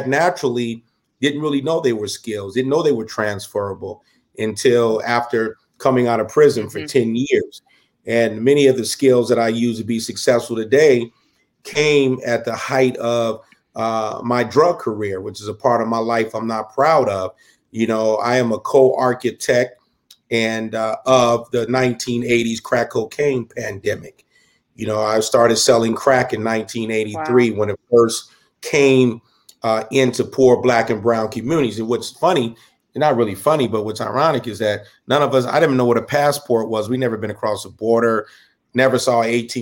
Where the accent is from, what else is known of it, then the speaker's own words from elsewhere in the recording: Southern California, United States; I grew up in Southern California